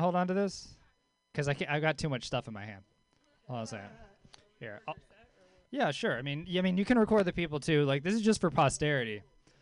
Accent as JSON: {"language": "English", "region": "Louisiana", "country": "United States", "also_born_or_lived": "Mill Valley", "moved": "yes", "said": "I lived in Mill Valley for a little while. I'm from Louisiana originally"}